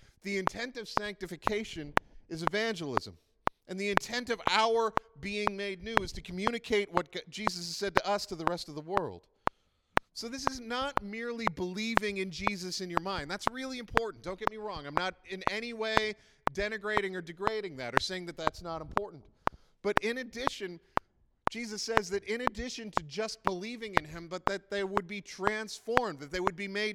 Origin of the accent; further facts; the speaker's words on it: Prince Edward Island, Canada; I grew up in Prince Edward Island, which is like about 40 years behind the rest of the world